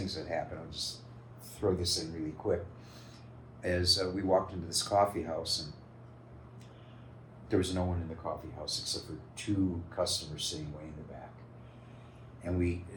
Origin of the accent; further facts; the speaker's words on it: Chicago, Illinois, United States; I grew up in the south side of Chicago